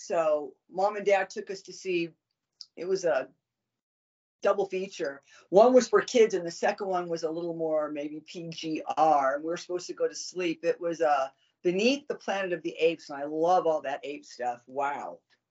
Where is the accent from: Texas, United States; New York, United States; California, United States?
California, United States; Southern; growing up in Southern California